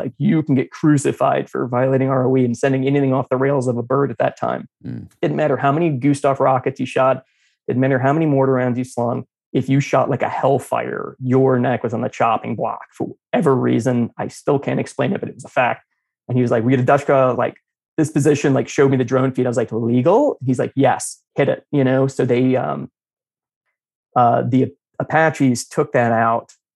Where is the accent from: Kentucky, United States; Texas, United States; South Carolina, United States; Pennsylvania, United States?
Kentucky, United States; moved away as an adult; I'm from Kentucky.